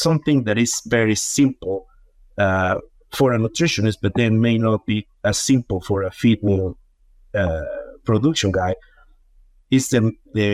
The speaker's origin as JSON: {"language": "English", "country": "Mexico", "tie": "born or raised there", "also_born_or_lived": "Yucatan Peninsula, Mexico", "moved": "as an adult", "lives_now": "United States", "said": "I was born and raised in Mexico."}